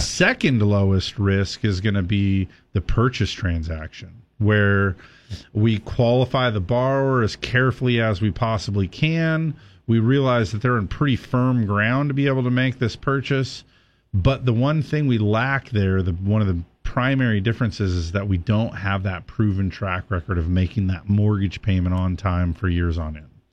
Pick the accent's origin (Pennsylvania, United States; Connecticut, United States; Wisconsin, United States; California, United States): California, United States; You and I are from different parts of the state, but we're both from California